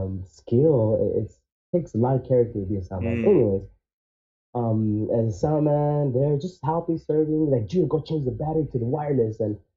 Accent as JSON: {"language": "English", "region": "Arizona", "country": "United States", "tie": "born or raised there", "also_born_or_lived": "Canada", "said": "And I grew up in Arizona. I moved when I had barely turned 7 years old."}